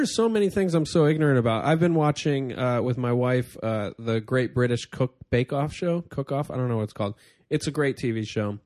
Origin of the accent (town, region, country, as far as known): upstate New York, United States; born or raised there; now in New York City, United States